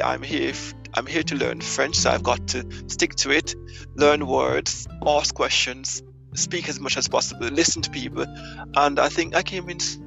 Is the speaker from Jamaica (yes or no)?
yes; Jamaica; moved away as an adult; now in France; I have been living in France for the last 10 years, and I am Jamaican.